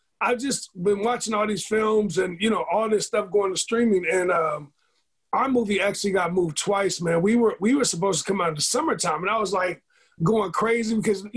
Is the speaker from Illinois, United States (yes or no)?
yes; Chicago, Illinois, United States; when I was younger, I grew up in Chicago